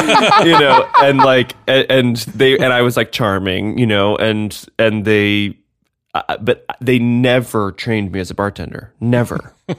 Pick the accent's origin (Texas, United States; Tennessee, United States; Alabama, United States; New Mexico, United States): Tennessee, United States; Nashville; You know I'm from Nashville.